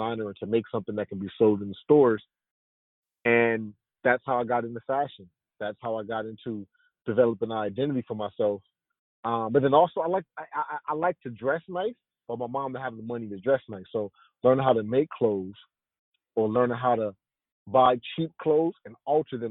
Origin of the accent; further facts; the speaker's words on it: Compton, California, United States; Growing up in Compton